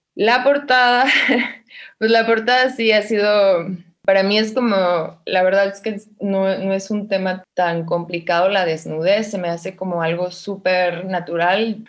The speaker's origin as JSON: {"language": "Spanish", "town": "Mexicali", "region": "Baja California", "country": "Mexico", "tie": "born or raised there", "moved": "as an adult", "lives_now": "Mexico City, Mexico", "said": "Pues yo siento que soy originaria de Mexicali y eso es lo que pongo, pero nací acá en la Ciudad de México"}